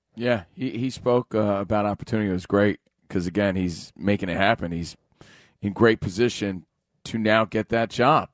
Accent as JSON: {"language": "English", "region": "New Jersey", "country": "United States", "tie": "born or raised there", "said": "a kid from Jersey. I grew up in New Jersey"}